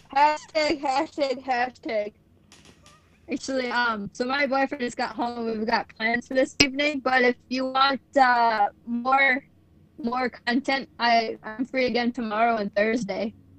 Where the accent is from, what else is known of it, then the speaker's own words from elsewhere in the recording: Midwest, United States; I'm from the Midwest